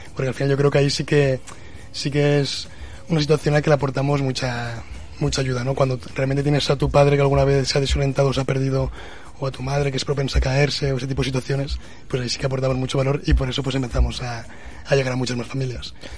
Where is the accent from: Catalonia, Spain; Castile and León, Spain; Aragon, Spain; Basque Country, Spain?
Aragon, Spain; Zaragoza; nosotros estamos aquí en Zaragoza y somos de Zaragoza